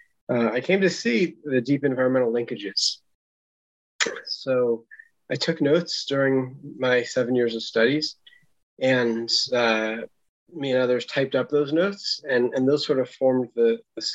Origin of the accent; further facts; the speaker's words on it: San Francisco Bay Area, California, United States; grew up in the San Francisco Bay Area on an acre of land with an organic garden